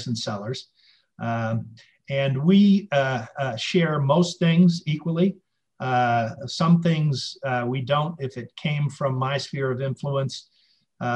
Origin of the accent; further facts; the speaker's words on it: Boston, Massachusetts, United States; moved away as an adult; now in Santa Fe, United States; I'm from Boston originally